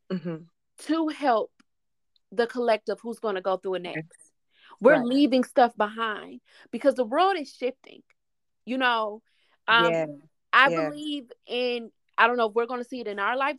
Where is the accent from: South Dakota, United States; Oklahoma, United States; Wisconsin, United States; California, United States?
Wisconsin, United States; Milwaukee; I'm from Milwaukee, Wisconsin.